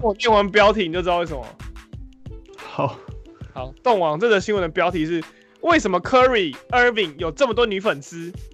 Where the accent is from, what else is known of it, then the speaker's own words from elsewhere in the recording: Taiwan; 我们台湾人